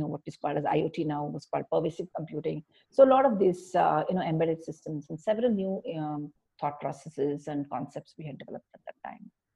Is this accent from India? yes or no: yes; India; I always enjoy being an Indian